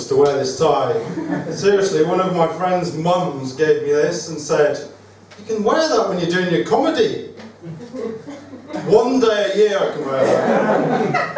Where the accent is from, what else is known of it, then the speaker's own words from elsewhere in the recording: Wakefield, Yorkshire and the Humber, United Kingdom; I'm from Yorkshire! Yay! Yay! Yeah. Little place called Wakefield